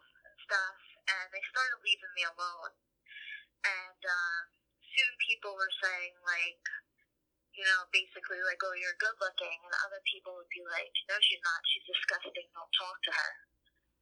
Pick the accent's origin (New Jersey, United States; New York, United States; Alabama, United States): New Jersey, United States; born or raised there